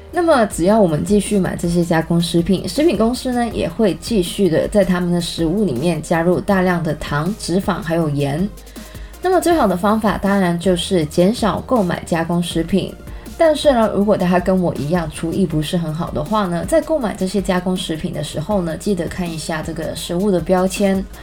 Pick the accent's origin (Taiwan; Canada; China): Canada; 我在加拿大长大